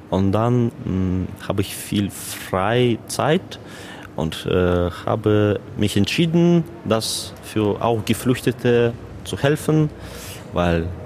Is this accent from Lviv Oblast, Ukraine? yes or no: no; Kyiv, Ukraine; German is a second language; moved away as an adult; now in Germany; Ich komme aus der Kiew, Hauptstadt der Ukraine, wie Sie kennen.